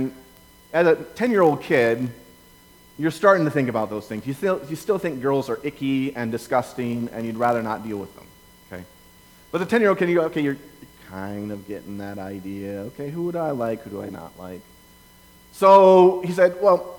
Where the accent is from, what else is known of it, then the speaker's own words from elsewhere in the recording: Lake Benton, Minnesota, United States; moved away; I grew up in Lake Benton, Minnesota, which is about 5 hours away from here.